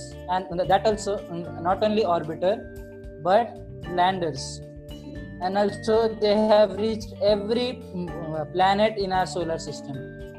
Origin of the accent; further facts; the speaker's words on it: India; I'm an Indian